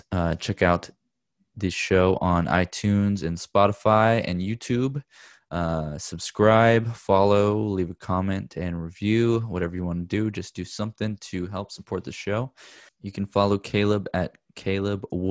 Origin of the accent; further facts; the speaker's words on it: Corpus Christi, Texas, United States; also born or lived in Austin, Texas; now in Los Angeles, United States; I'm from South Texas, from Corpus Christi, Texas. And I lived in Austin for a bit, and then we moved out here to LA.